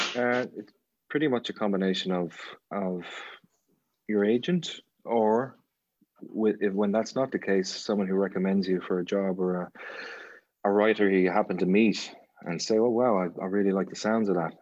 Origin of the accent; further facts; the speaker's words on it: Ireland; there's something about being Irish